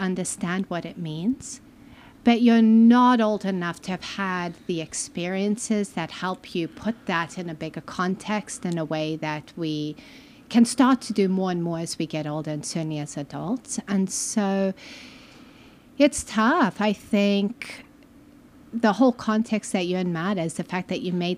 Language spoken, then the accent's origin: English; Malawi; moved away as an adult; also born or lived in Zimbabwe; now in United States; I grew up in Malawi mostly, Southern Africa, and it's subtropical